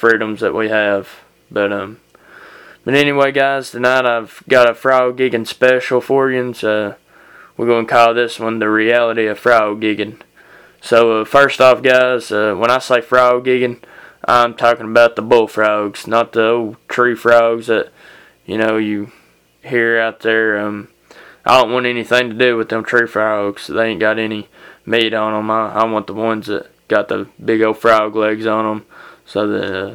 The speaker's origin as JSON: {"language": "English", "country": "United States"}